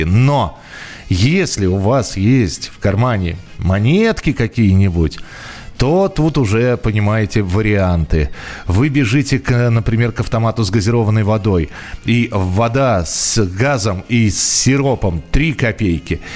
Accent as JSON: {"language": "Russian", "region": "Moscow", "country": "Russia", "tie": "born or raised there", "said": "я родился и вырос в Москве"}